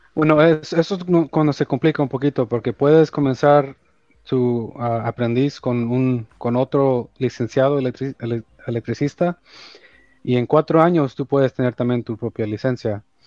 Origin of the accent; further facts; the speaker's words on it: Los Angeles, California, United States; also born or lived in El Salvador; yo nací en El, en, el Salvador. Allá nací y mi mamá, me trajo cuando yo tenía dos años. Ah, y aquí, aquí, te, aquí, aquí llegó a Los Ángeles. Entonces yo aquí he vivido casi toda mi vida